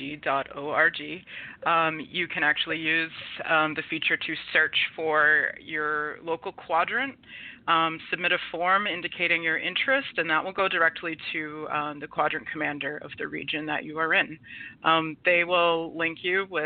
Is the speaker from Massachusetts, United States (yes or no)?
yes; Marshfield, Massachusetts, United States; also born or lived in Georgia; I'm from Massachusetts, originally in South Shore area. I grew up in Marshfield.